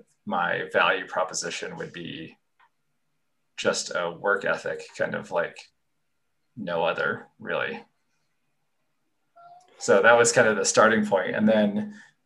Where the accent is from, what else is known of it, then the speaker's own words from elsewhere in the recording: Connecticut, United States; moved away as an adult; also born or lived in Santa Barbara, California; I grew up in Connecticut where it was cold and rainy